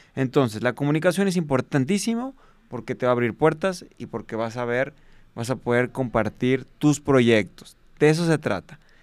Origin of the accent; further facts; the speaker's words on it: Guadalajara, Jalisco, Mexico; soy originado de Guadalajara, Jalisco, Aquí fue donde empezamos